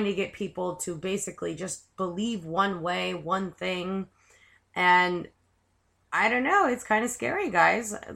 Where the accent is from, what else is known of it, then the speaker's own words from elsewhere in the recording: United States; I do love America. I'm proud I'm American